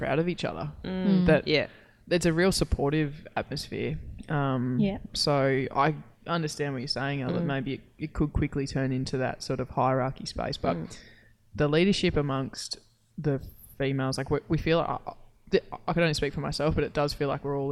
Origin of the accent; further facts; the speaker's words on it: Queensland, Australia; growing up in Queensland